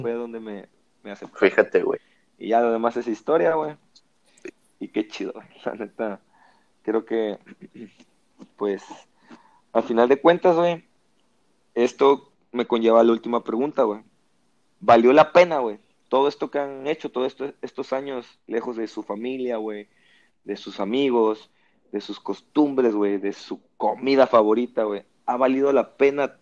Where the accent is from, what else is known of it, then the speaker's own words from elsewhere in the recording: Veracruz, Mexico; moved away as an adult; now in Monterrey, Mexico; de donde yo vengo, que tengo 29 años viviendo